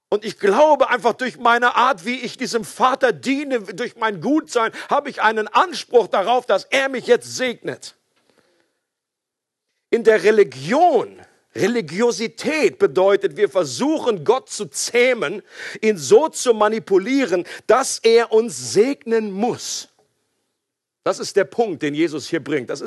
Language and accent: German; Switzerland; oder wir können an dieser Stelle nicht mehr neutral bleiben, selbst als Schweizer nicht.